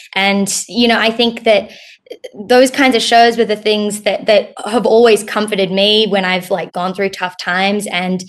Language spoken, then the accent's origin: English; Australia; also born or lived in United States; I'll answer the second question first, which is that I'm Australian.